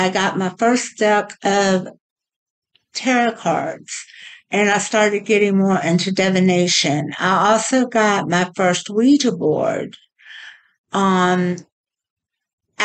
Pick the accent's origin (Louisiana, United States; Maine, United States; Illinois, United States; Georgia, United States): Georgia, United States; Augusta; also born or lived in Atlanta, Georgia / Los Angeles, California; I am from Augusta, Georgia, and I have lived here almost my whole life.